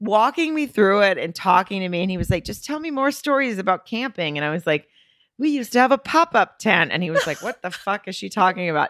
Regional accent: Arkansas, United States; now in Los Angeles, United States; I'm from Arkansas.

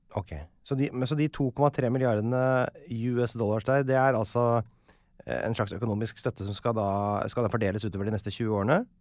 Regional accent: Norway; vi nordmenn

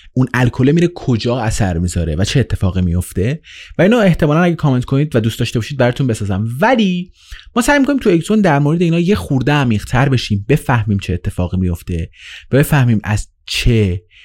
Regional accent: Iran; توی ایران به دنیا اومدم

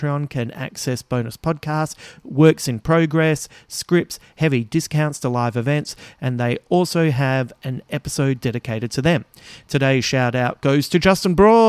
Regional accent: Adelaide, South Australia, Australia; moved away; I will be back in my hometown soon

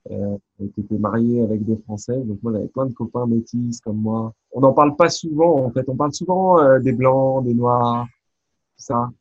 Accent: France; un garçon comme moi, bah, né en France, français de culture française

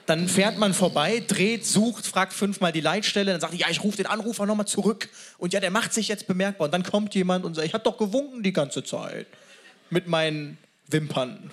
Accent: Cologne, North Rhine-Westphalia, Germany; Als Kölner

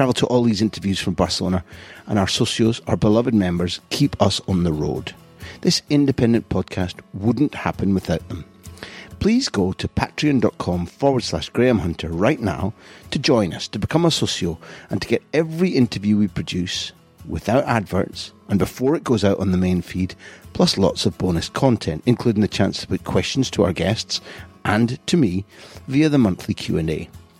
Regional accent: Scotland, United Kingdom; even though I'm a Scot, I think England were done a huge misjustice

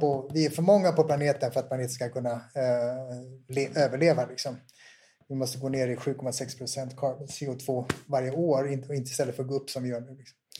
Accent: Sweden; Jag kommer från Sverige.

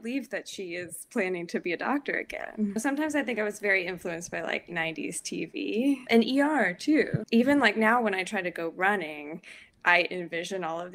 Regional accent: Austin, Texas, United States; also born or lived in Boston; now in New York, United States; I'm from Austin

